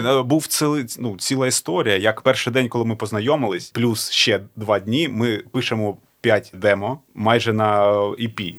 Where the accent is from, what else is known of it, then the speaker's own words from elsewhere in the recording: Donetsk, Donetsk Oblast, Ukraine; я з Донецьку